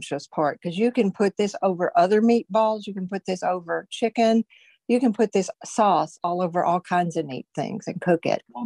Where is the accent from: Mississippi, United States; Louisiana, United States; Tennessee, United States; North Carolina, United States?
Tennessee, United States; moved away; I grew up in Tennessee, so we didn't have ham loaf.